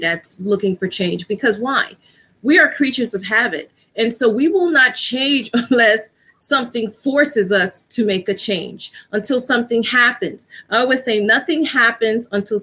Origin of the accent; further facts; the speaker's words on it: New York City, New York, United States; I'm from New York. Actually, I live in New York. I grew up in the Bronx